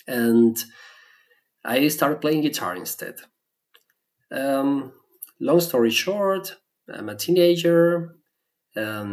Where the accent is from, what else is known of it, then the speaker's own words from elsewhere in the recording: Venezuela; first language Spanish; English is a second language; moved away as an adult; now in Germany; my native language is Spanish. And I was born in Venezuela. I grew up there